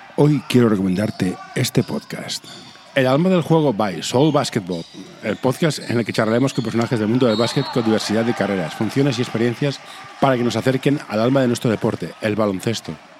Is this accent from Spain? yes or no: yes; Barcelona, Catalonia, Spain; yo soy de Barcelona